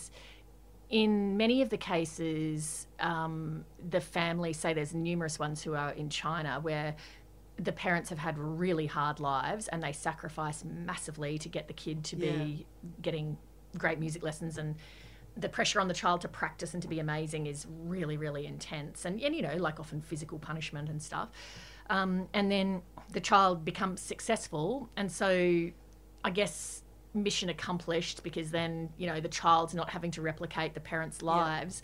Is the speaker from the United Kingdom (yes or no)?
no; Queensland, Australia; Growing up in Queensland.